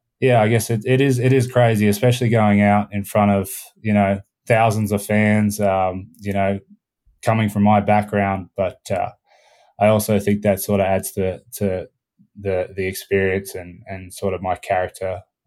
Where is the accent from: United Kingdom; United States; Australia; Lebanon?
Australia; also born or lived in Canada; She studied abroad in Australia near my hometown, and we